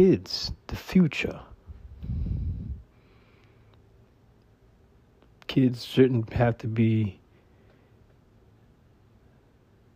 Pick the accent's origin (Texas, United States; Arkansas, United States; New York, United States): New York, United States; New York City; now in California, United States; my hometown, New York City